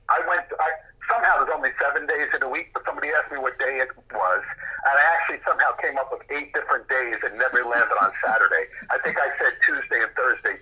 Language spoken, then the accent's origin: English; New York City, New York, United States; The neighborhood where I grew up, that Elmhurst Hospital was